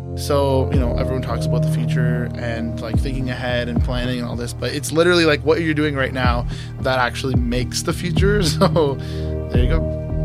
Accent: Brampton, Ontario, Canada; moved away as an adult; now in Toronto, Canada; I moved back home after O C A D for about a year. That's when I was freelancing. Um, I'm from Brampton

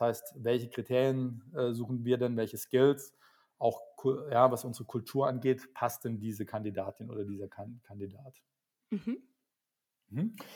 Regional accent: Berlin, Germany; ich bin gerade in Berlin, ich bin auch aus Berlin

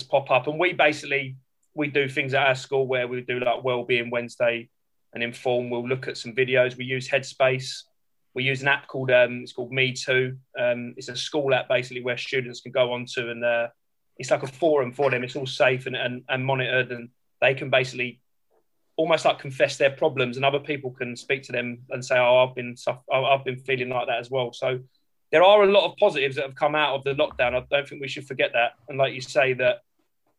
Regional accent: London, United Kingdom; I grew up in South East London and I teach in South East London

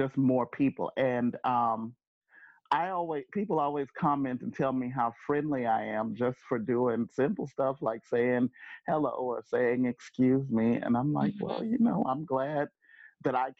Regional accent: Arcadia, Louisiana, United States; moved away as an adult; also born or lived in Grambling, Louisiana; now in Philadelphia, United States; born, raised Arcadia, Louisiana

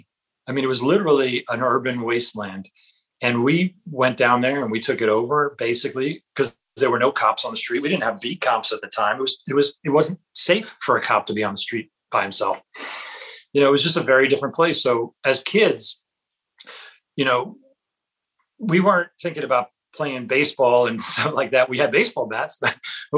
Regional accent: New York City, New York, United States; I was growing up in the Bronx

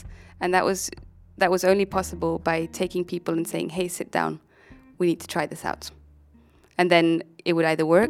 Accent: Germany; moved away; I'm from Germany

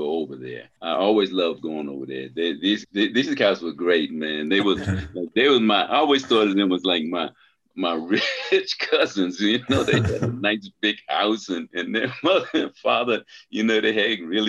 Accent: Washington, District of Columbia, United States; I was born in Washington, D.C.

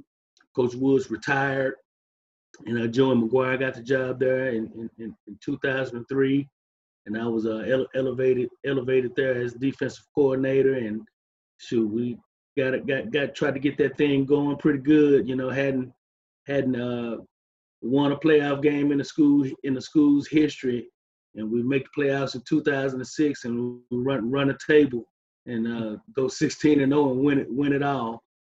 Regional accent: Dallas, Texas, United States; Okay. Well, I grew up in Dallas, born and raised in Dallas. I went to Wilmer Hutchins High School.

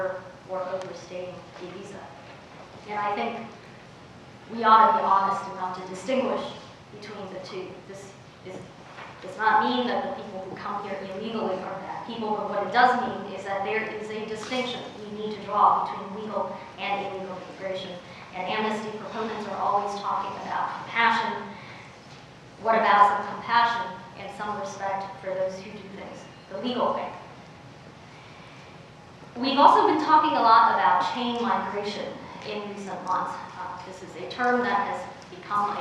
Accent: Oakland, California, United States; also born or lived in China; I showed up in inner city Oakland when I was 10 years old. My parents had applied to immigrate to the United States from China

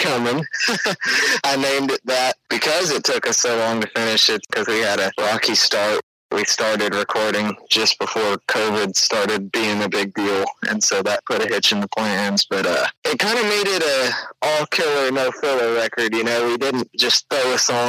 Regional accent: Conroe, Texas, United States; also born or lived in Willis, Texas; I grew up there on Lake Conroe. I've lived in Conroe and Willis

